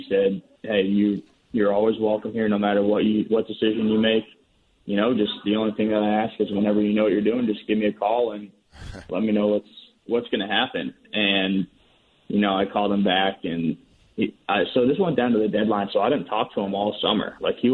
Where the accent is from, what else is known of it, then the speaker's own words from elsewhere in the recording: Red Sox hometown, Massachusetts, United States; my hometown team